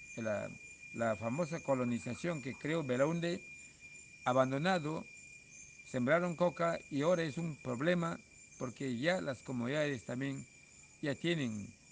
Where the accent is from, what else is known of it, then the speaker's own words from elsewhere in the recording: Peru; somos peruanos